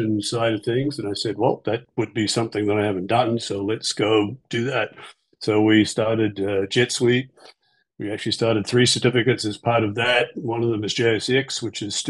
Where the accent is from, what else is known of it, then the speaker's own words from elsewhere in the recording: New Zealand; now in United States; So I'm from New Zealand